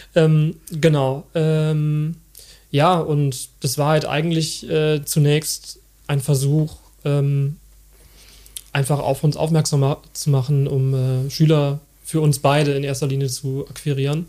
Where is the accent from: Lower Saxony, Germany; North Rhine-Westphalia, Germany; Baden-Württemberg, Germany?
North Rhine-Westphalia, Germany; Bergisches Land; ich bin dann ähm, auch im Bergischen Land aufgewachsen